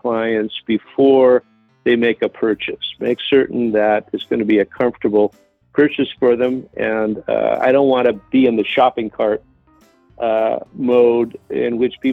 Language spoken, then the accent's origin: English; Portland, Oregon, United States; now in Bend, United States; I grew up in Portland, Oregon